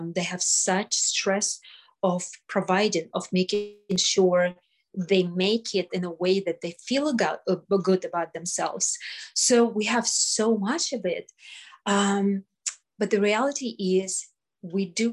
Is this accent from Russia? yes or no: yes; Russia; now in United States; I came from Russia. I survived Russia